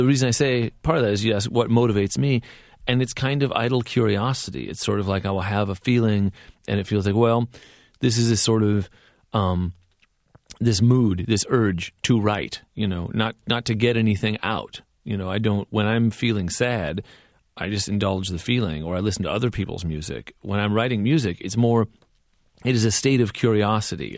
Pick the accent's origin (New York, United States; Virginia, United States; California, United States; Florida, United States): California, United States; I grew up in California